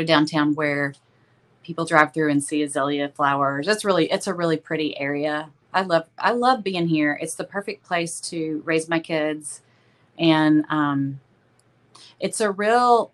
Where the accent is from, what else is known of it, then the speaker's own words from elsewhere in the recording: Tyler, Texas, United States; I'm from Tyler. Uh, Tyler, you know, it's about an hour and a half from Dallas, and it's uh, it's a city of about uh, probably a little over a hundred thousand. And I've lived here most of my life